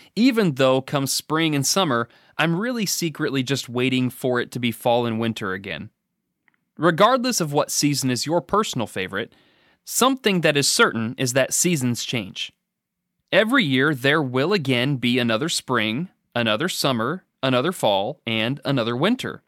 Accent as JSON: {"language": "English", "area": "the Northwest", "region": "Pacific Northwest", "country": "United States", "tie": "born or raised there", "moved": "yes", "lives_now": "Danville, Kentucky, United States", "said": "I was raised in the Northwest."}